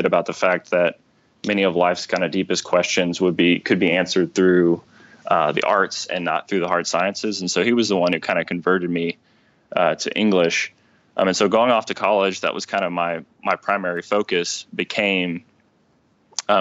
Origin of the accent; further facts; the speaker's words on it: Rockwall, Texas, United States; I grew up in Rockwall, went to Rockwall High School, graduated